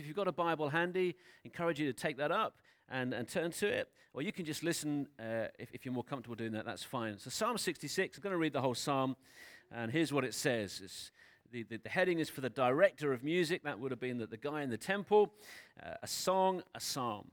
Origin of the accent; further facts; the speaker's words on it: United Kingdom; I know that we're British. I know that most of us grew up in the U K